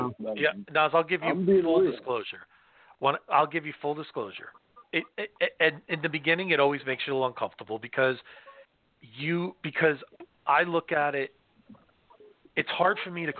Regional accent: New Jersey, United States; my hometown in New Jersey?

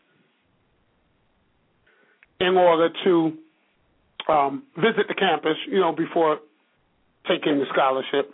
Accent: New York City, New York, United States; also born or lived in Bishopville, South Carolina; I'm from Brooklyn, New York. Although I spent time growing up in Bishopville, South Carolina

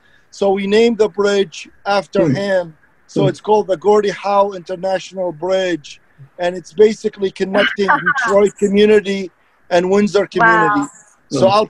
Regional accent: Iraq; English is a second language; moved away; I'm an immigrant. So talking about what Nick said, it resonate with me. I came from Iraq 36 years ago, and I started my journey and went to school and became a professional engineer.

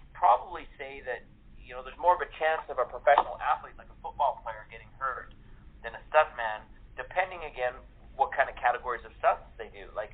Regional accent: Canada; moved away; I started when I was 7 acting in Canada. I'm originally from Canada.

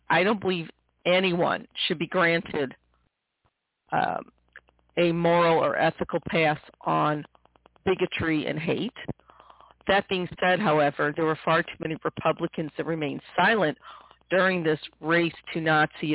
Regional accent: St. Louis, Missouri, United States; I grew up in the Midwest, in St. Louis, Missouri

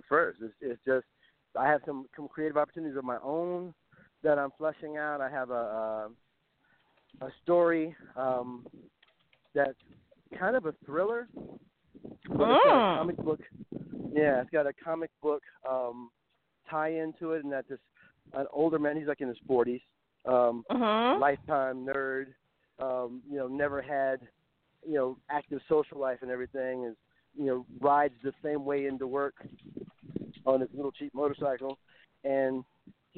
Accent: Compton, California, United States; moved away; I'm not from here. I'm from Compton. We do things a little differently where I come from

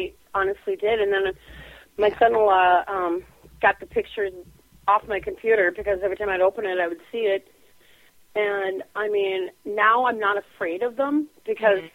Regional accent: Minnesota, United States; I'm from Minnesota.

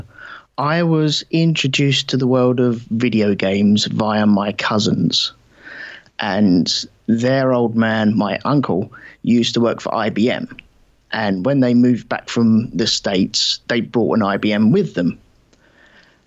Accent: London, United Kingdom; I was brought up in southeast London

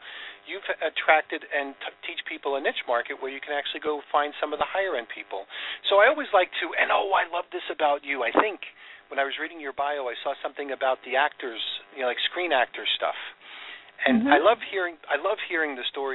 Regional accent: New York, United States; I grew up in New York

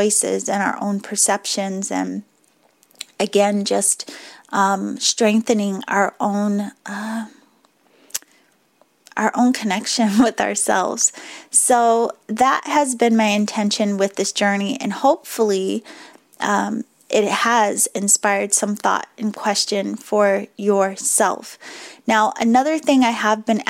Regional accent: Boston, Massachusetts, United States; accent: Boston; my Boston accent just slipped back out a little bit

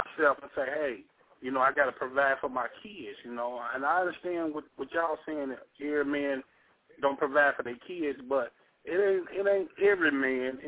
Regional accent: Gary, Indiana, United States; moved away; I'm from Gary

